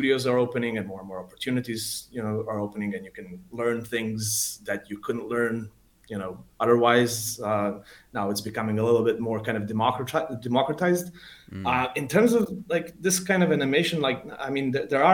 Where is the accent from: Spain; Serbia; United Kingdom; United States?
Serbia; Belgrade; I'm from Belgrade in Serbia. I've been born here. I've lived here all my life.